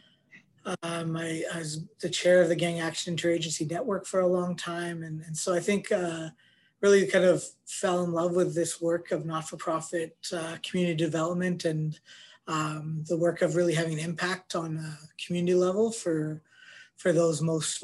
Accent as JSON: {"language": "English", "town": "Winnipeg", "region": "Manitoba", "country": "Canada", "tie": "born or raised there", "said": "I'm a Winnipegger, born and raised. I grew up in East Kildonan"}